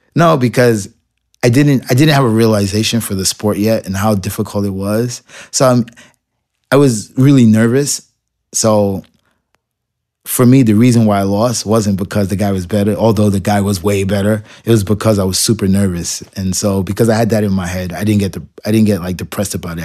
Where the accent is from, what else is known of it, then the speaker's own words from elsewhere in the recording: New York City, New York, United States; I grew up in Marble Projects